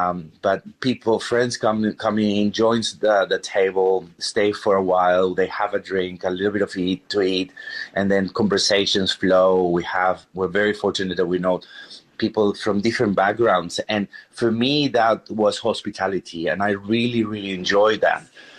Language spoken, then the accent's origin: English; Peru; English is a second language; obviously growing up in Peru, we are exposed to a lot of different flavors, a lot of different influences, from Japanese influence, Chinese, Italian, Spanish, going to the native cuisine in the Andean Sierras and in the coast as well.